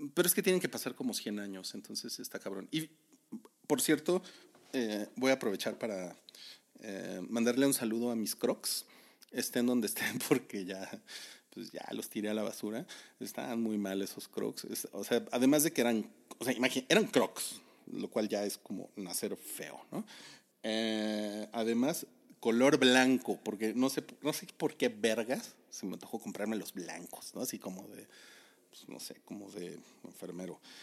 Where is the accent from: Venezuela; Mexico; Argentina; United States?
Mexico; como buen mexicano traumado